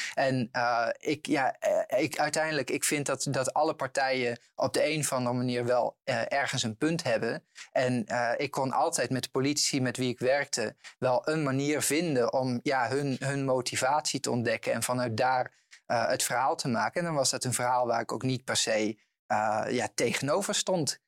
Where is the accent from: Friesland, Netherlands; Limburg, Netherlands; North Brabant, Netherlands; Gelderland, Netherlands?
Gelderland, Netherlands; Eibergen; bij de jongerenraad in Eibergen, dorp waar ik ben opgegroeid